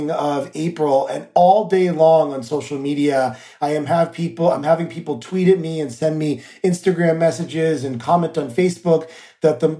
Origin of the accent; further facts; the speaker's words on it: New York, United States; I find that as an elected official, but I also know that as a New Yorker that uh, days are like roller coasters for people